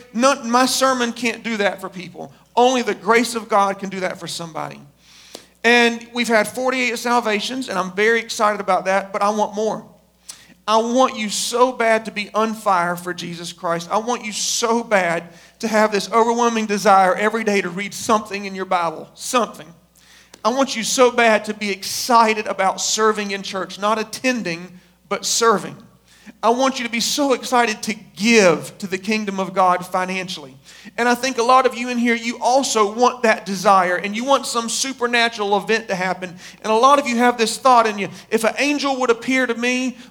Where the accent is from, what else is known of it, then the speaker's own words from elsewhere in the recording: United States; we were born and raised in America